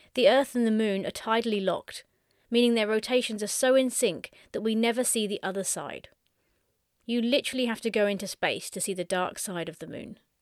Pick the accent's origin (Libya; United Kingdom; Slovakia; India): United Kingdom; Suffolk, East of England; I spent my latter teen years growing up in Suffolk, which is the big bump on the lower right side of the U K.